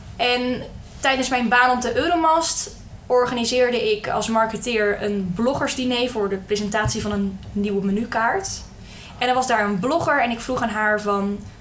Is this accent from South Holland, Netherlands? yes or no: yes; Hendrik-Ido-Ambacht, South Holland, Netherlands; moved away as an adult; now in Rotterdam, Netherlands; Ik kom officieel uit Hendrik Ido Ambacht. Bij Dordrecht in de buurt. Maar ik voel me toch wel Rotterdamse. Ik woon nu al zeven jaar eh, in de stad.